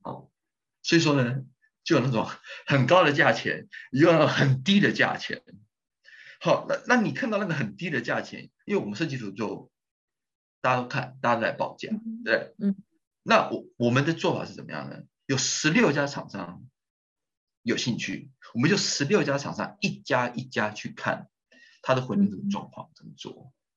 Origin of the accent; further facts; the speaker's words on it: Taiwan; 这是我们台湾人的钱